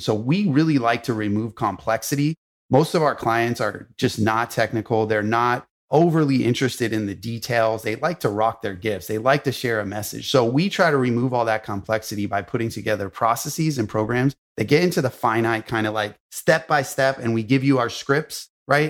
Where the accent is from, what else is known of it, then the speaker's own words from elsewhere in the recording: Los Angeles, California, United States; I grew up in Hollywood, in Los Angeles